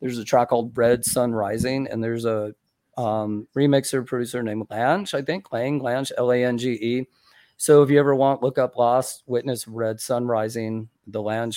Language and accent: English; St. Augustine, Florida, United States; I grew up in St. Augustine